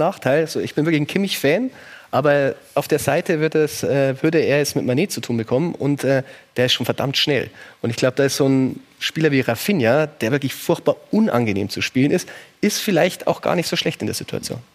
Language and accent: German; Germany; als Deutscher